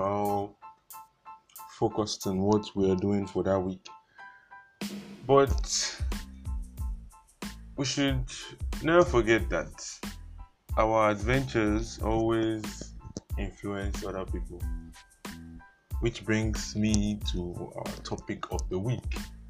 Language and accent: English; Ondo, Nigeria; I'm from Ondo myself.